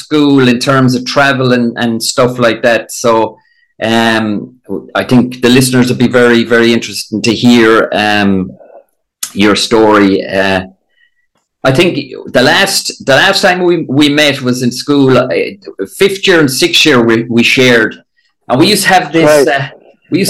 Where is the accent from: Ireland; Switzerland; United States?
Ireland; Limerick, Munster; I was from Limerick